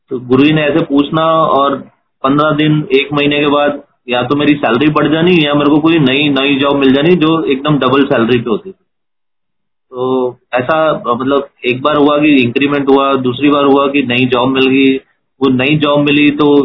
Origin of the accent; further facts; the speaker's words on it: Jalandhar, Punjab, India; तो मैं जलंधर जलंधर मेरा होम टाउन है तो मैं जलंधर में गुरुजी से फर्स्ट टाइम मिला